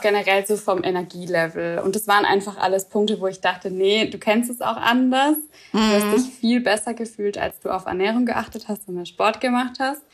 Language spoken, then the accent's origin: German; Swabia, Germany; ich komme aus dem Schwabenland